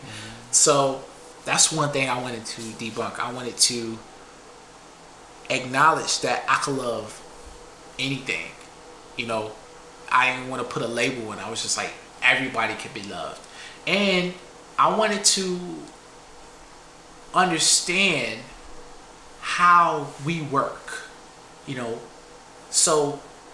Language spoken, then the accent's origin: English; Buffalo, New York, United States; I am from Buffalo.